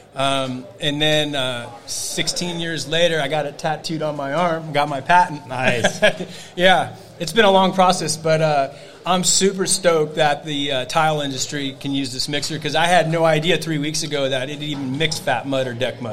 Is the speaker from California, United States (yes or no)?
yes; Novato, California, United States; Novato, California